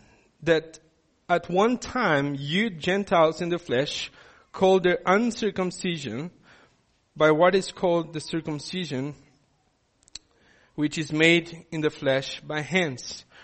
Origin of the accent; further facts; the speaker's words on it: Brazil; now in South Africa; I didn't grow up in South Africa. I come from Brazil. When I come here and I need to tick boxes, I'm considered an other.